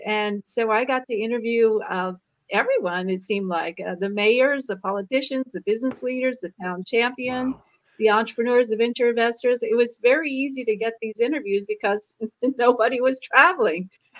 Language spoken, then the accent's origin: English; Lancaster, Ohio, United States; moved away as an adult; also born or lived in New York / China; now in Silicon Valley, United States; That's 30 miles from my hometown in Lancaster.